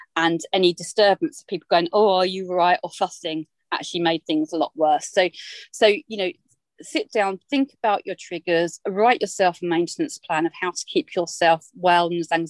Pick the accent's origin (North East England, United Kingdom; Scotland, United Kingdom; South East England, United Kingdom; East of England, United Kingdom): East of England, United Kingdom; Essex; moved away; I'm an Essex girl. I'm back from the Essex roots.